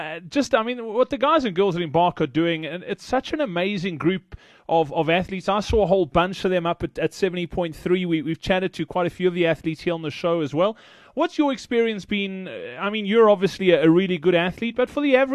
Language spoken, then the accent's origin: English; Johannesburg, Gauteng, South Africa; I'm from Joburg